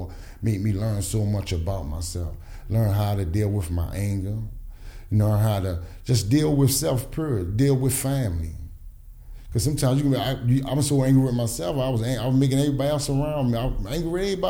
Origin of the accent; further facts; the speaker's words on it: Baltimore, Maryland, United States; I'm from Sandtown area.